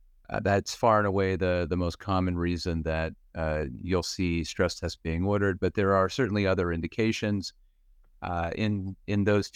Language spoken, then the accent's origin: English; Pennsylvania, United States; now in Cleveland, United States; I grew up in Western Pennsylvania, went to medical school in Philadelphia, and did all of my medicine cardiology training here in Cleveland, where I've been since 1997.